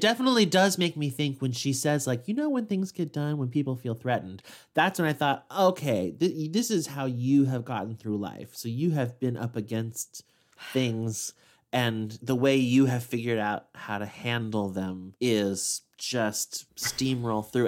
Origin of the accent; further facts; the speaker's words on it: Midwest, United States; as a Midwesterner